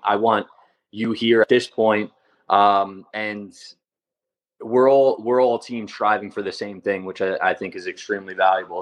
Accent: Long Island, New York, United States; I grew up in Long Island

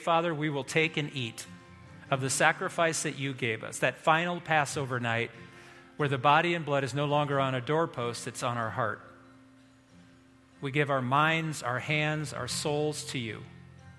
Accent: Indiana, United States; moved away; I grew up in Indiana

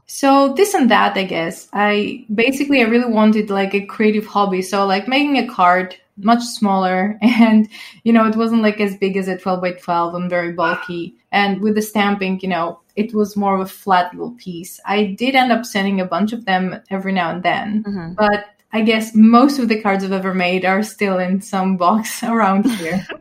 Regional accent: Greece; I am from Greece and I've been living here basically my whole life

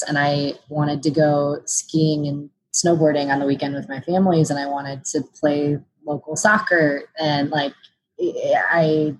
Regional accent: Cleveland, Ohio, United States; I'm from Ohio, Cleveland area, suburb of Cleveland

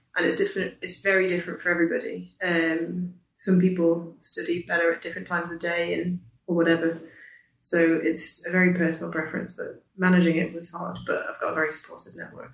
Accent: Isle of Man; I'm from the Isle of Man, studying the ACCA

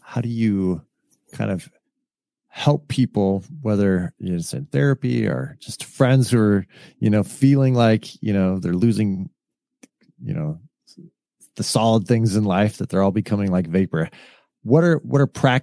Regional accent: California, United States; I was raised in California

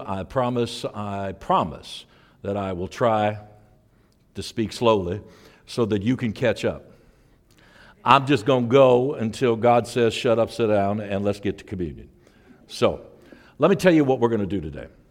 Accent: St. Louis, Missouri, United States; moved away; I was raised in Saint Louis, Missouri.

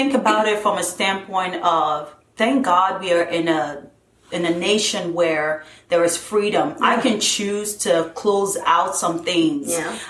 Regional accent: southern Nigeria, Nigeria; born there; moved away; I was born in Nigeria. I was born in the southern part of Nigeria, and we moved here

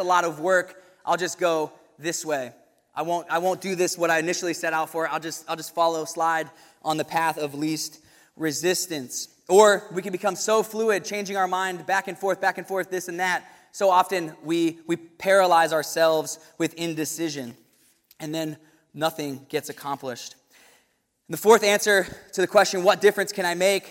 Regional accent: Williamsburg, Virginia, United States; going to William & Mary in my hometown

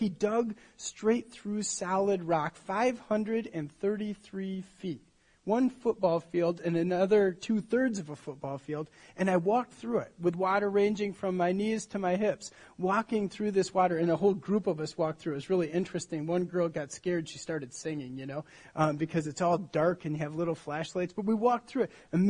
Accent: Michigan, United States; I grew up in Michigan.

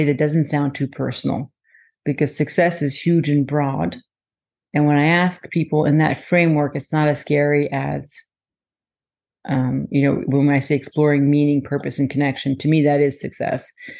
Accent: France; My whole family lives in France, and I lived in France. I was born in France and lived there for a while. So I may be more of a French, not Canadian, but that accent.

